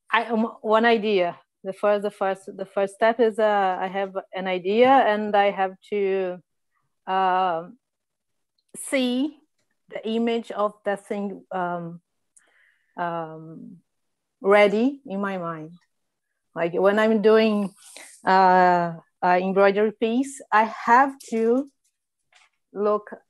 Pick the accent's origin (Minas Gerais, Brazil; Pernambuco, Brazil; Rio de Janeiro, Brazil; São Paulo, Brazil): Minas Gerais, Brazil; English is a second language; now in England; I'm 36. I live in England, and um, but I'm from Minas.